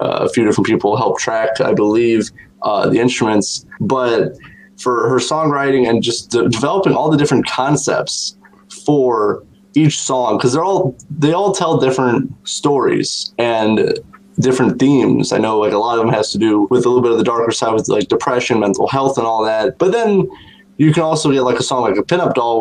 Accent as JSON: {"language": "English", "town": "South Bend", "region": "Indiana", "country": "United States", "tie": "born or raised there", "said": "my hometown of South Bend, Indiana"}